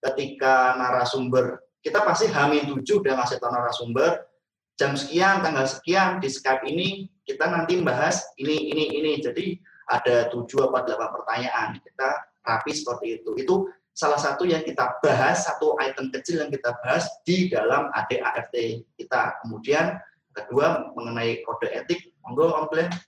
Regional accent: Semarang, Central Java, Indonesia; accent: Javanese; now in Jakarta, Indonesia; saya dari Semarang, logat oh, Jawa itu nggak bisa hilang sih walaupun saya udah 10 tahun lebih di Jakarta tetap nggak bisa ngomong gue, lo

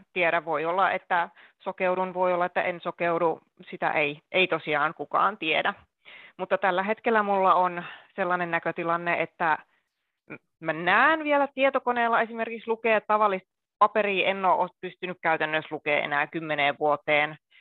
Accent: Akaa, Pirkanmaa, Finland; now in Helsinki, Finland; Tällä hetkellä asun Helsingissä. Alun perin oon kotoisin Pirkanmaalta, Akaan Toijalasta, eli pienen kaupungin ihmisiä

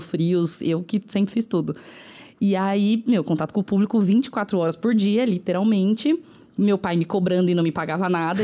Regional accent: São Paulo, Brazil; onde eu moro ainda, é. que é no Cangaíba, na zona leste de São Paulo

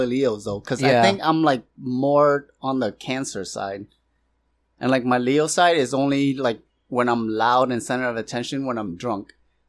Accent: Hong Kong; moved away; I was born in Hong Kong, so I have the Chinese birth certificate.

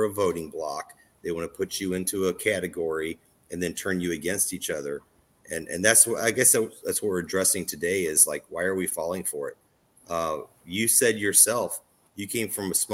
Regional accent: Southern Illinois, United States; moved away; I came from Southern Illinois, where it's all white cornfields

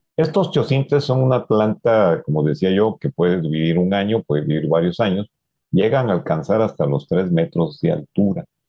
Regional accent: Mexico; uno de los símbolos que nos identifican como mexicanos

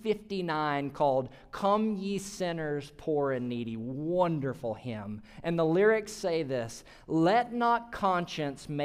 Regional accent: Mississippi, United States; my home state of Mississippi

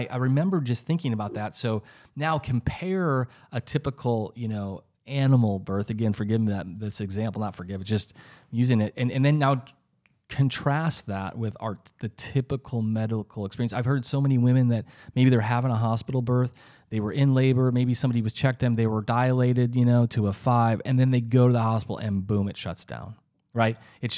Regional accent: South Dakota, United States; I'm from South Dakota.

